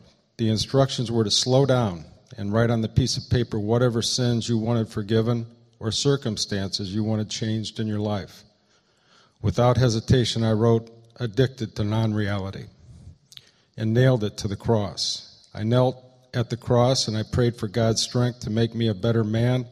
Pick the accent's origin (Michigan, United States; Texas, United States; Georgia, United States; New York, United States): Michigan, United States; Eaton Rapids; Will and I grew up together in Eaton Rapids, Michigan.